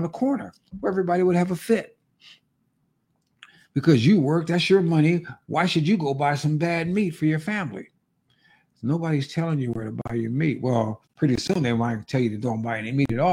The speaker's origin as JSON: {"language": "English", "region": "California", "country": "United States", "tie": "born or raised there", "moved": "yes", "lives_now": "Arizona, United States", "said": "My home state of California"}